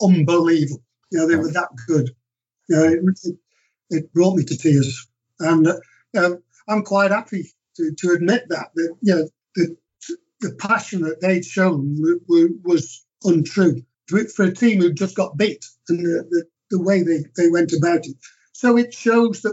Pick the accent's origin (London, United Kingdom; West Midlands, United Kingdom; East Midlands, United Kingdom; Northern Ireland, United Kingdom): West Midlands, United Kingdom; Stoke-on-Trent; I was brought up in Stoke